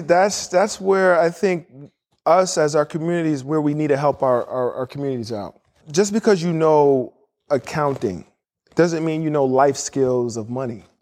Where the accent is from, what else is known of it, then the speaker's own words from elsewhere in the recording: New York City, New York, United States; moved away as an adult; also born or lived in Indiana / Chicago / Miami / Houston; I was born and raised in New York City, had two parents who were Nigerian